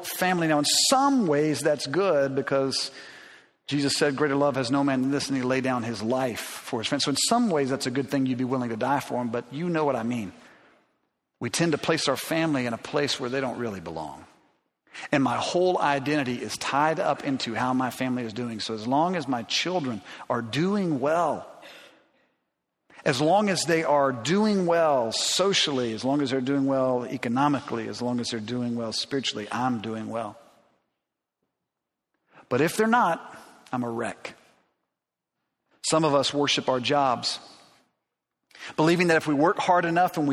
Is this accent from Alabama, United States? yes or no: yes; Alabama, United States; I grew up in Alabama